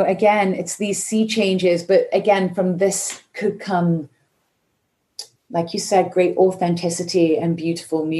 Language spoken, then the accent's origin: English; United Kingdom; now in United States; I'm British